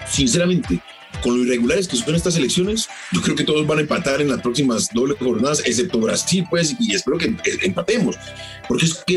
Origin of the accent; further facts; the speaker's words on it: Colombia; Y nosotros como colombianos